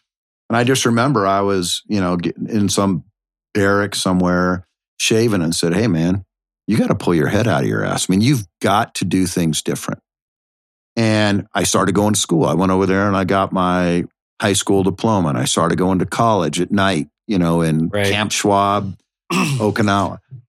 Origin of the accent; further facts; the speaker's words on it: Washington, United States; moved away as an adult; also born or lived in South Africa; now in Tampa, United States; I came from Washington State. I mean, I'd never been east of the Mississippi my entire life.